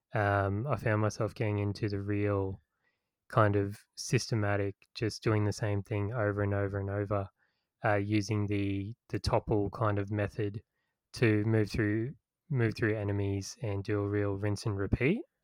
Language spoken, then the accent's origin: English; Australia; growing up in Australia